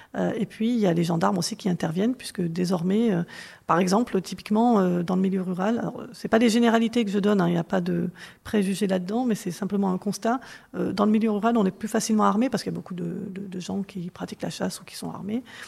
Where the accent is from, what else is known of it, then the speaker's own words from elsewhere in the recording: Corrèze, Nouvelle-Aquitaine, France; moved away; quand j'ai grandi en Corrèze